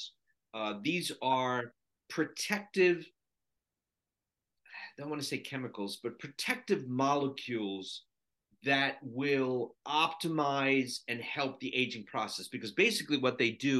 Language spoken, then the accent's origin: English; Sri Lanka; moved away; I was born in Sri Lanka, and 60% of the country is Buddhist.